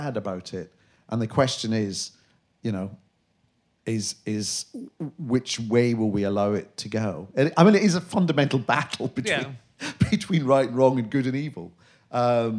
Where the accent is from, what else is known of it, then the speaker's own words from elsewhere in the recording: Glasgow, Scotland, United Kingdom; I'm from Glasgow